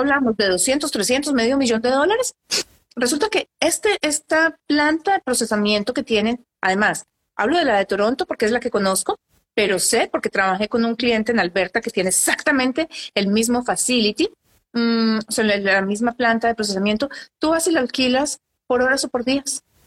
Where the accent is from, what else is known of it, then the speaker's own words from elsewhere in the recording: Colombia; now in Canada; en Colombia, que es de donde soy yo.